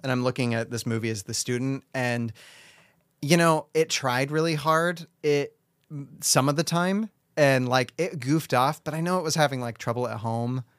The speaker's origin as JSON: {"language": "English", "country": "United States", "said": "I'm an American"}